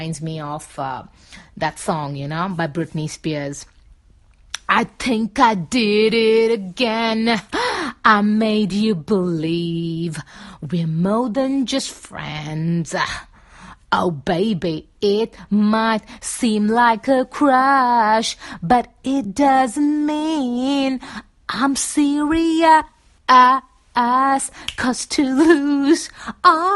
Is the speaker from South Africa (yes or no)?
no; Mumbai, Maharashtra, India; That's where I was raised, and I was born and raised in Bombay in India